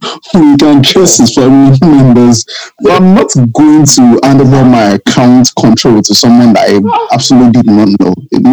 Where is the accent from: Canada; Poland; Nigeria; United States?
Nigeria; I'm Nigerian.